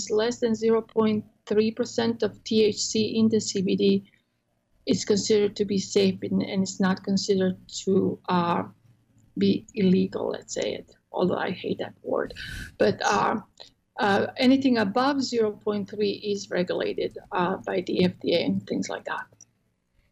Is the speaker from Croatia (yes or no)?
yes; Croatia; English is a second language; now in Texas, United States; I'm in Texas, and I'm from Croatia originally, so I have an accent.